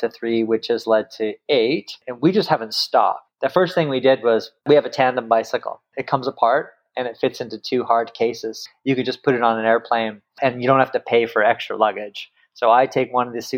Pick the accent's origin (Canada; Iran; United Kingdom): Canada; Kamloops, British Columbia; moved away as an adult; also born or lived in Singapore / Victoria; I grew up in Kamloops, British Columbia.